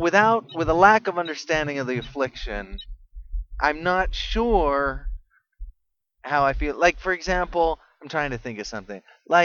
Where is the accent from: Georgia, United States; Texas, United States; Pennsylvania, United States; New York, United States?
Texas, United States; I happen to be born in Texas.